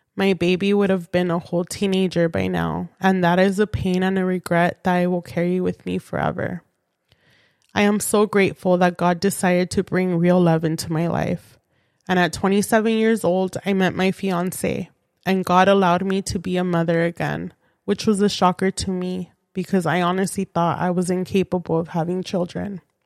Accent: San Fernando Valley, California, United States; I was born and raised in the San Fernando Valley.

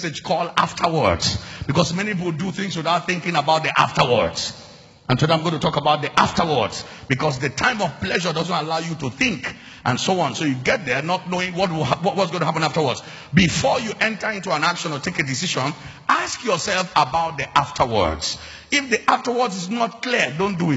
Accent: Lagos, Nigeria; moved away; also born or lived in Uyo; I was born in Lagos

